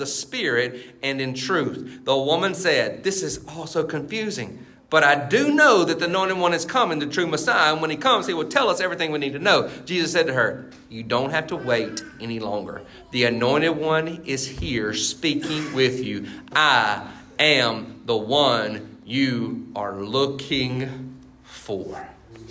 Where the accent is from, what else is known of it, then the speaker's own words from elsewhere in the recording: Baskin, United States; I grew up in Baskin. I grew up in that church. I grew up there